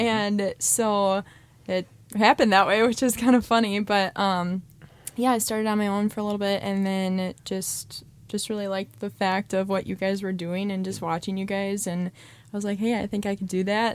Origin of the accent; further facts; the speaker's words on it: Mosinee, Wisconsin, United States; I grew up in Mosinee.